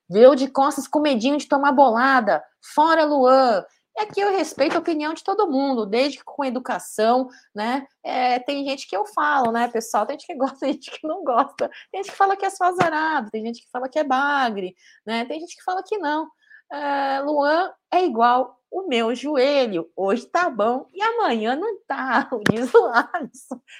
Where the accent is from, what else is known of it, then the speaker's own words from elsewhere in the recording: Porto Alegre, Rio Grande do Sul, Brazil; estive em São Paulo mês passado, sou aqui de Porto Alegre.